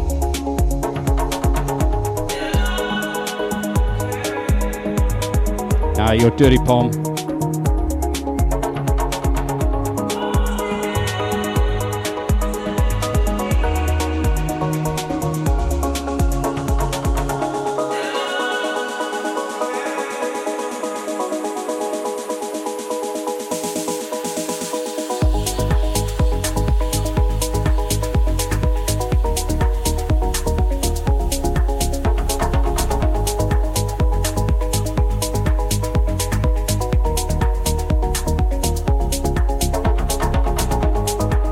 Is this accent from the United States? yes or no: no; New Zealand; I'm from New Zealand